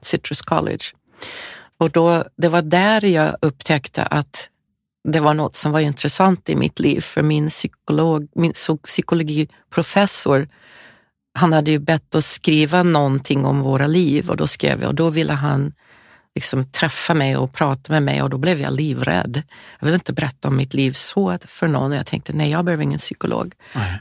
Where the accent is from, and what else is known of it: California, United States; born or raised there; moved away